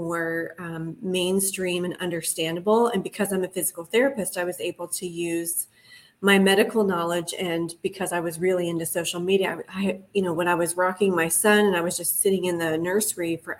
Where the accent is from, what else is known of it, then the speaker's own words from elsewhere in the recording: Ohio, United States; moved away as an adult; now in Los Angeles, United States; I'm originally from Ohio. I moved out to LA probably 13 years ago as a traveling physical therapist